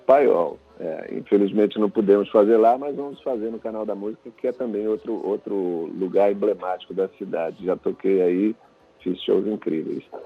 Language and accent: Portuguese; São Luís, Maranhão, Brazil; eu sou de São Luís